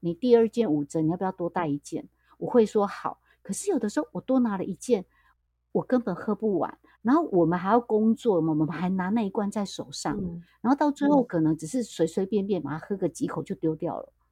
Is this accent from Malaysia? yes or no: no; Taiwan; 像我觉得我们台湾啊